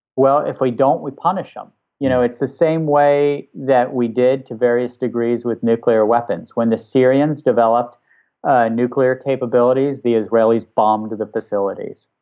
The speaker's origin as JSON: {"language": "English", "region": "West Virginia", "country": "United States", "tie": "born or raised there", "said": "where I grew up in West Virginia, working class West Virginia"}